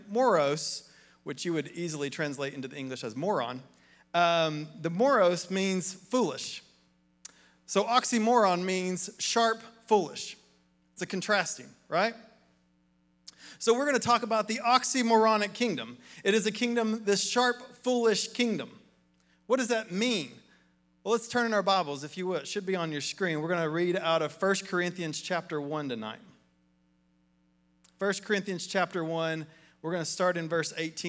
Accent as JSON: {"language": "English", "town": "Athens", "region": "Tennessee", "country": "United States", "tie": "born or raised there", "said": "I grew up in Athens across the river, in McMinn County"}